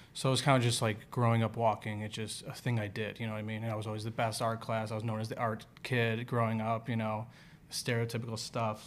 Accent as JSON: {"language": "English", "town": "Chicago", "region": "Illinois", "country": "United States", "said": "I'm from Chicago"}